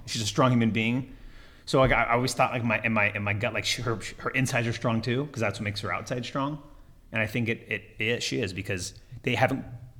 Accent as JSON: {"language": "English", "region": "California", "country": "United States", "tie": "born or raised there", "said": "Orange County, California."}